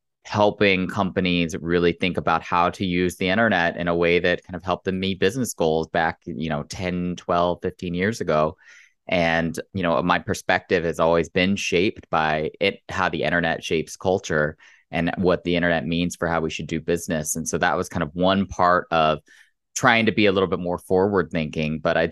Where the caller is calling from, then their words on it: Chicago, Illinois, United States; No, it's not. It's in Chicago. So it's early in the morning here.